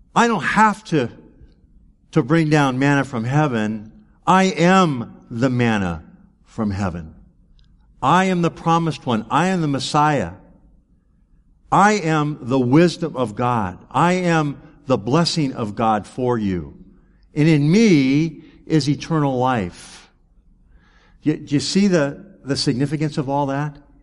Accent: United States; growing up in America

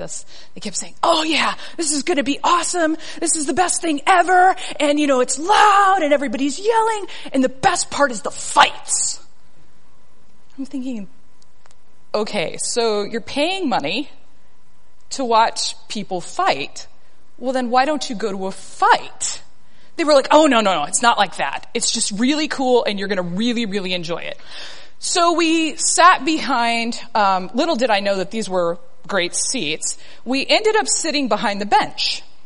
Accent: South Texas, United States; moved away; I am a girl from South Texas

